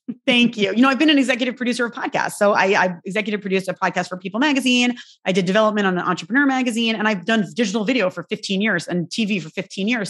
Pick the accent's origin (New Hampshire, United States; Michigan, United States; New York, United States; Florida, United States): New York, United States; I'm a New Yorker